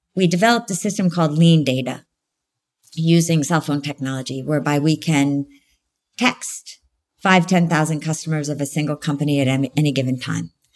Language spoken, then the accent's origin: English; United States; I'm American.